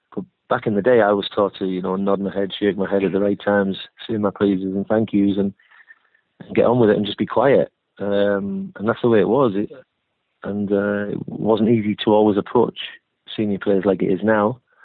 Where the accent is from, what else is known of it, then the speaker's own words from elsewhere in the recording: Hartlepool, North East England, United Kingdom; moved away as an adult; also born or lived in Bournemouth; I'm from Hartlepool